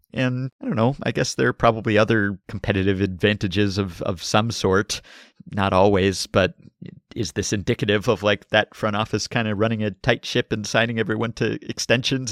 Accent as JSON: {"language": "English", "town": "Montreal", "region": "Quebec", "country": "Canada", "tie": "born or raised there", "said": "As a kid growing up in Montreal"}